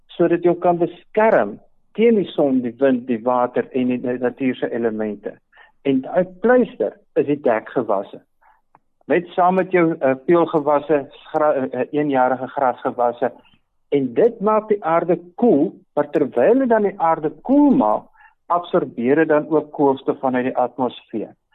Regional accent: Free State, South Africa; in die Vrystaat waar ek vandaan kom

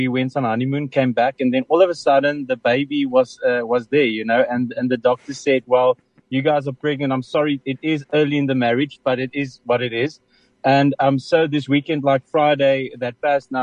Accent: Cape Town, Western Cape, South Africa; also born or lived in Oudtshoorn / Gauteng; now in Paarl, South Africa; I was born in Oudtshoorn. So obviously, we moved when I was 4 years old, we moved to Cape Town

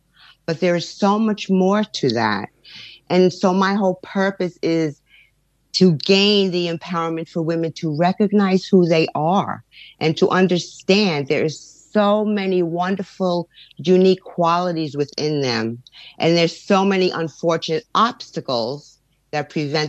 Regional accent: New York, United States; I was born and raised in New York from parents that are from Italy

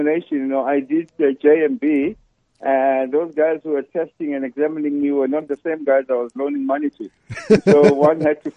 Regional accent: Johannesburg, Gauteng, South Africa; I grew up in Zola, Soweto

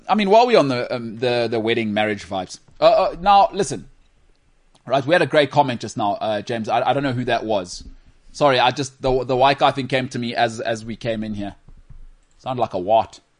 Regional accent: Emalahleni, Mpumalanga, South Africa; born there; I was born in the northern suburbs of Well, I was born in Emalahleni, but I moved. I moved here, you know?

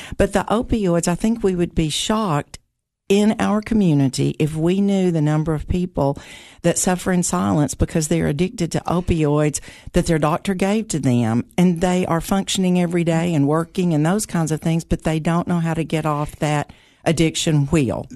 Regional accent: Putnam County, Tennessee, United States; I grew up here in Putnam County

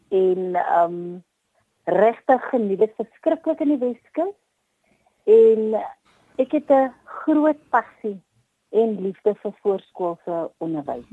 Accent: Paarl, Western Cape, South Africa; moved away as an adult; also born or lived in West Coast, South Africa; kom ek te Parel uit. Uh in die Parel skool gegaan het was by New Orleans uh mm. sekondêr

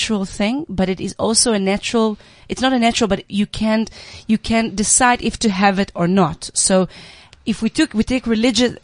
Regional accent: Israel; I was raised in Israel

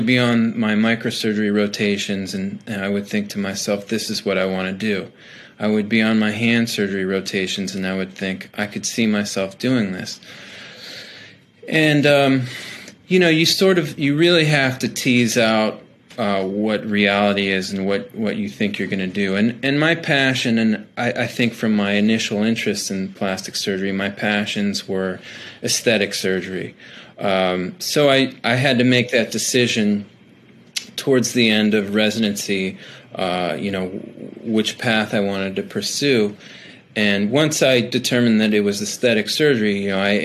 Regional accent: not too far from Cleveland, Ohio, United States; I was born and raised in Ohio, not too far from Cleveland

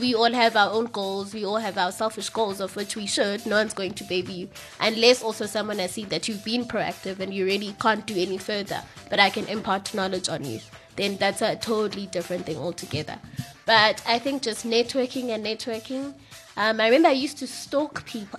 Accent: Eastern Cape, South Africa; I'm from the Eastern Cape, so I basically grew up on rugby

